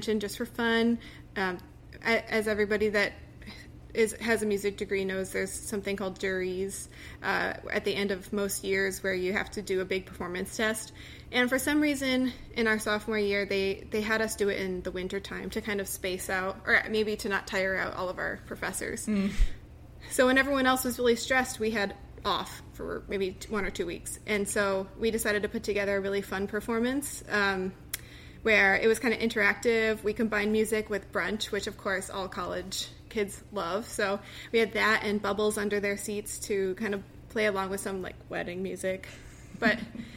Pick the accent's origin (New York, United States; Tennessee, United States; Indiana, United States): New York, United States; Buffalo; moved away as an adult; also born or lived in Rochester, New York / Connecticut; now in Washington, D.C., United States; I grew up in Buffalo, New York